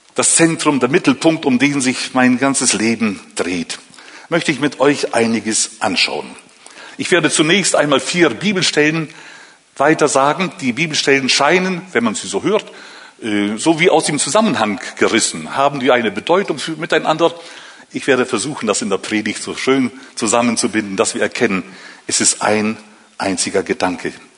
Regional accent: Northern Germany, Germany; moved away as an adult; now in Switzerland; aufgewachsen in Norddeutschland

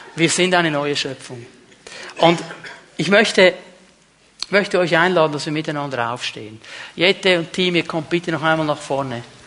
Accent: Otelfingen, Zurich, Switzerland; bei uns in diesem Dorf, wo ich aufgewachsen bin

